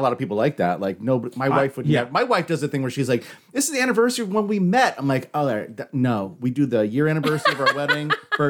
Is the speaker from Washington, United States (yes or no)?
yes; Washington, United States; I grew up in Washington State